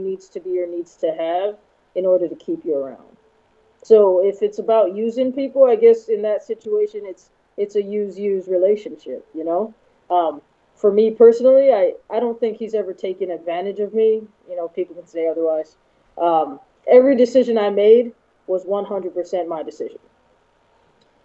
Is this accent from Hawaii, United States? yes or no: yes; Hawaii, United States; moved away as an adult; also born or lived in Oklahoma; now in California, United States; Born and raised in Hawaii. Spent most of my life there. I only left because I joined the military when I was 18.